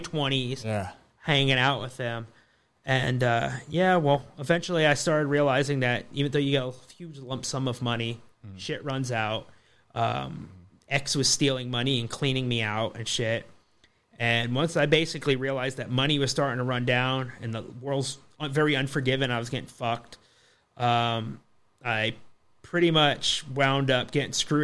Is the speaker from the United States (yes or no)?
yes; Florida, United States; I grew up in Florida